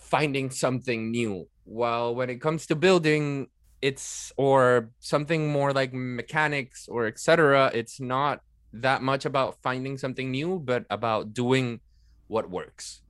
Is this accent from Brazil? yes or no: no; Venezuela; moved away as an adult; also born or lived in Netherlands; I was born and raised in Venezuela. I'm a half Italian. I studied, uh, in the Netherlands for almost three years